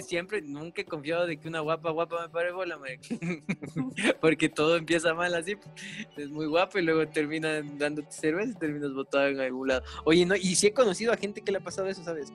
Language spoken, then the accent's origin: Spanish; Ecuador; somos ecuatorianos